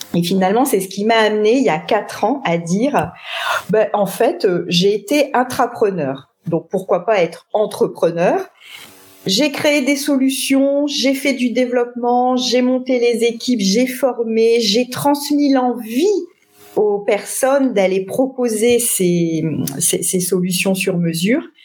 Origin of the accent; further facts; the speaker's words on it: Lille, Hauts-de-France, France; also born or lived in Paris region; je suis une euh, ch'ti, puisque je suis née euh, à Lille il y a de nombreuses années